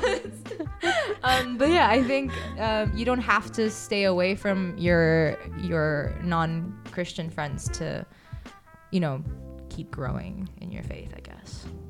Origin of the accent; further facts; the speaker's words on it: Costa Rica; now in Prague, Czech Republic; I'm from Costa Rica